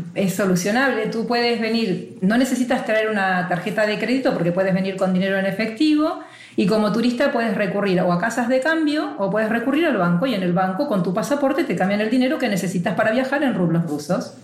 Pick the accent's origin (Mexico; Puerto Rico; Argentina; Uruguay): Argentina; now in Basque Country, Spain; con nuestro pasaporte argentino